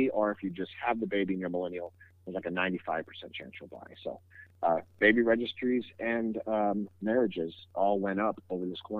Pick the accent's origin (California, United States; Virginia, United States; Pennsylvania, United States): California, United States; I, I come from the Bay Area and I moved out here and I kept my phone number.